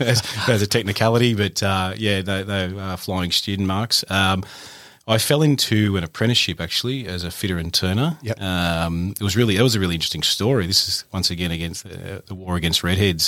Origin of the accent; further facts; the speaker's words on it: Lake Macquarie, New South Wales, Australia; I grew up in a little uh, town called Ye, uh, Lake Macquarie, in the sort of bottom end of Lake Mac